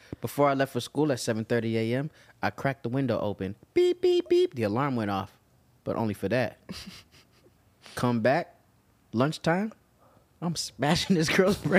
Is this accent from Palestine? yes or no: no; Canada; Oh, I'm sorry. I'm Canadian.